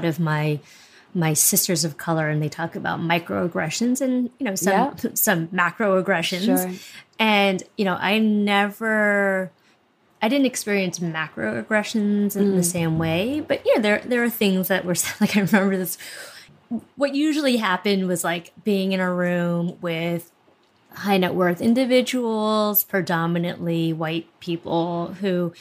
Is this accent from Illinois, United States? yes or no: no; Bay Area, California, United States; moved away; growing up in the Bay Area where everybody was Asian